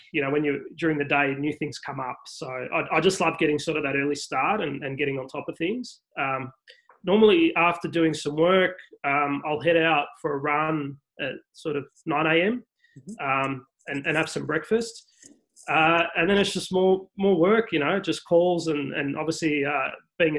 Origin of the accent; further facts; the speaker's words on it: Melbourne, Victoria, Australia; moved away; I grew up in Moonee Ponds